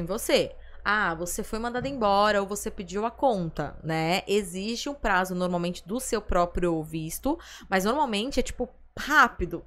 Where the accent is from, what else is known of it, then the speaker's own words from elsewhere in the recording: Brazil; nós que somos aqui do Brasil